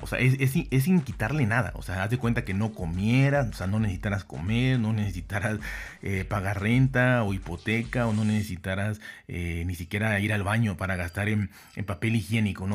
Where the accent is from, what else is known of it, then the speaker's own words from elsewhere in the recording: Mexico; yo soy de México